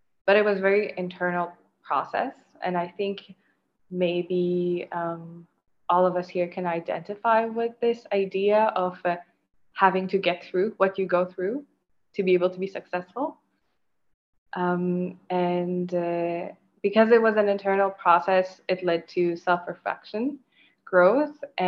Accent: Mauritius; moved away as an adult; also born or lived in Fredericton, Canada; growing up in Mauritius, I was aware of my South Asian or Indian heritage.

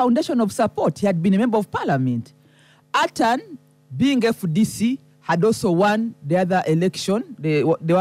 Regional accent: Soroti, Eastern Region, Uganda; I'm from Soroti

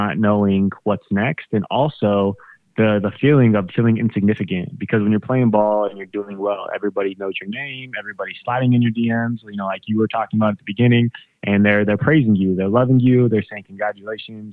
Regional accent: Colorado, United States; I grew up in Colorado

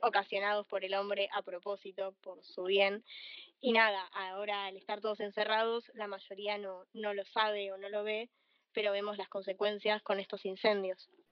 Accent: Argentina; también soy de Argentina

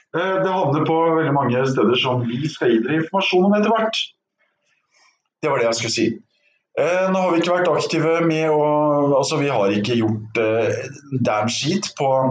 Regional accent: Norway; jeg er fra Norge

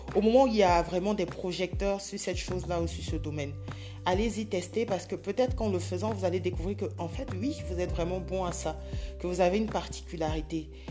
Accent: Côte d’Ivoire; je vis en Côte d'Ivoire, je suis ivoirienne

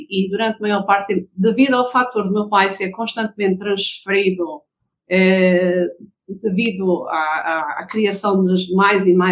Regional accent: Lobito, Benguela, Angola; born there; Nasci em Lubito, Angola.

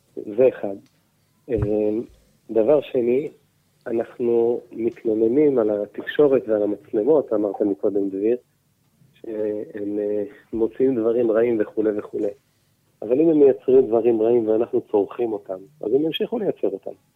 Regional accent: Petah Tikva, Central District, Israel; גם אני גדלתי מפתח תקווה

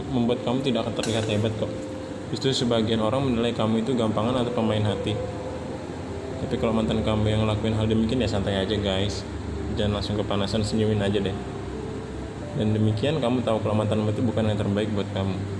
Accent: Samarinda, East Kalimantan, Indonesia; Asal dari Kota Samarinda

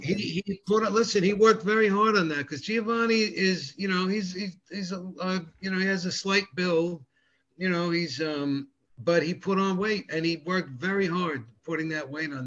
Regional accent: Rockland County, New York, United States; I lived outside New York City, just half an hour outside the city in Rockland County

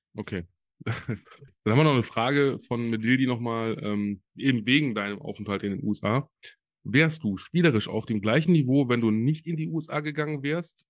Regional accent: Solingen, North Rhine-Westphalia, Germany; in Deutschland, in meiner Heimat. Äh, ich komme ja aus Solingen

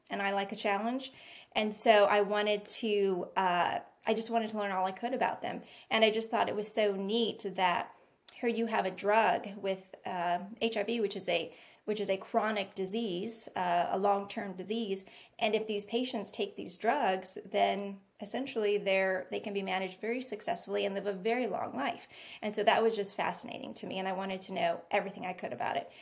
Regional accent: Bellflower, California, United States; moved away as an adult; also born or lived in Long Beach, California / Stockton, California / San Francisco, California; now in North Carolina, United States; I'm from California as Emily is

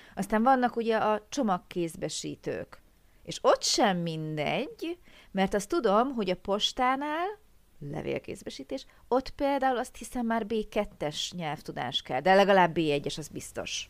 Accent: Hungary; mi kis magyarok

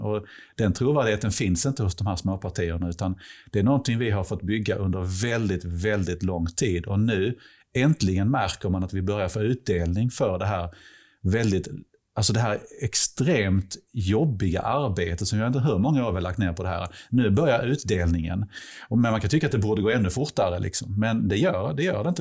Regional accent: Helsingborg, Skåne, Sweden; jag är typ 50, jag är från Helsingborg

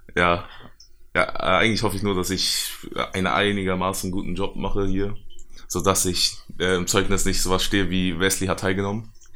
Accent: Germany; ich bin in Deutschland geboren und meine Eltern sind in China geboren

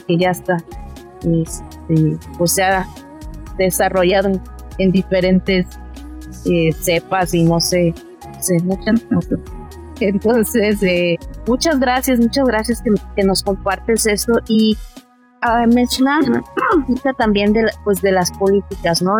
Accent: Mexico

